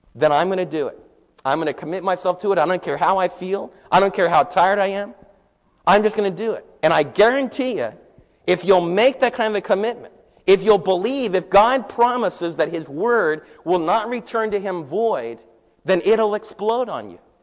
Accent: New York, United States; moved away as an adult; now in Midlothian, Texas, United States; And here I was from New York.

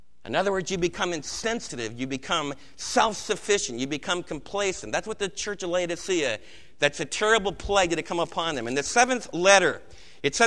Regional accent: United States; as American believers

